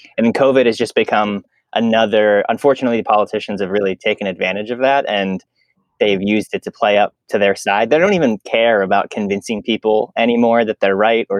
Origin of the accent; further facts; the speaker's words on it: Pennsylvania, United States; now in Omaha, United States; I'm from Pennsylvania, which is a state on the other side of the country